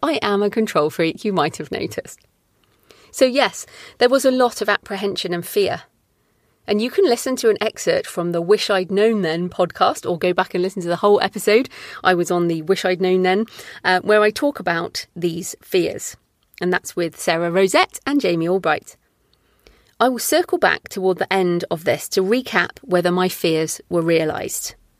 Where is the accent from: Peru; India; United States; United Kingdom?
United Kingdom; as a Brit